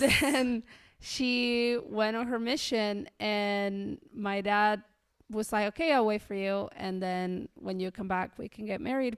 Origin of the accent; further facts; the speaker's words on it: Colonia Segovia, Mendoza, Argentina; moved away as an adult; also born or lived in Peru; now in Kentucky, United States; I grew up in a very, very, very remote town called Colonia Segovia